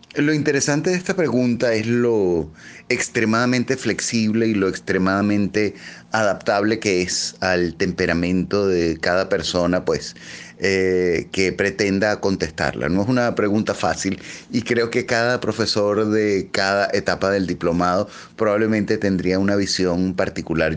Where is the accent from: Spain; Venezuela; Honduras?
Venezuela